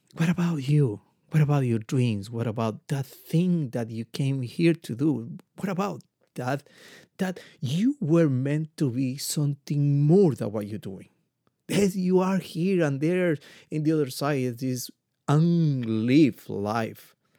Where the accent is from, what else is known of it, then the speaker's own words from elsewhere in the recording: Ecuador; I'm come from Ecuador.